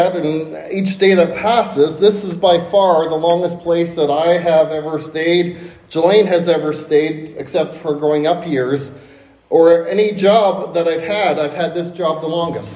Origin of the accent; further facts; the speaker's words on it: Hamilton, Ontario, Canada; Growing up in Hamilton, Ontario, near Niagara Falls